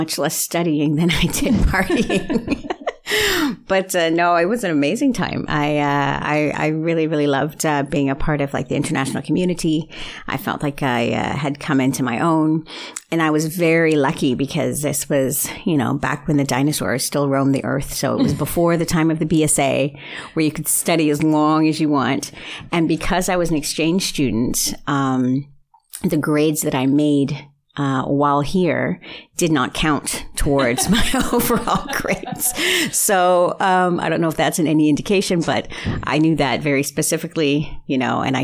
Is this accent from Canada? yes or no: yes; Canada; moved away as an adult; also born or lived in Netherlands; now in Belgium; I'm Canadian originally, and I've been living in the Netherlands for almost 20 years.